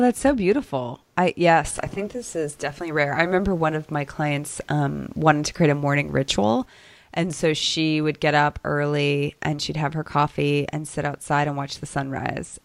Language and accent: English; Chicago, Illinois, United States; also born or lived in Boston, Massachusetts; now in Dallas, United States; I grew up in Chicago and then a suburb of Boston